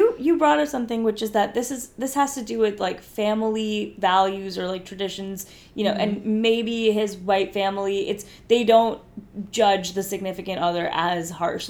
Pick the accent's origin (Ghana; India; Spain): India; I'm Indian and there's a whole concept of arranged marriages